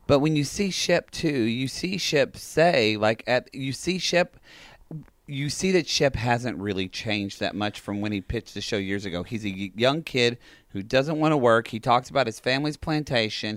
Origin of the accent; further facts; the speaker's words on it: Oklahoma, United States; I'm from Oklahoma